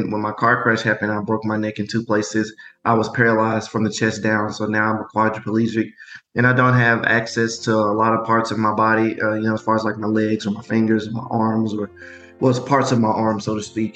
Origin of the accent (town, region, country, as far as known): Memphis, Tennessee, United States; born or raised there